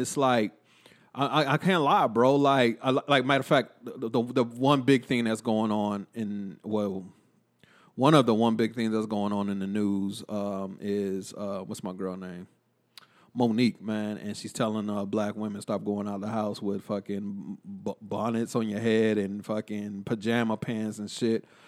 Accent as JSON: {"language": "English", "town": "Killeen", "region": "Texas", "country": "United States", "tie": "born or raised there", "said": "growing up in Killeen"}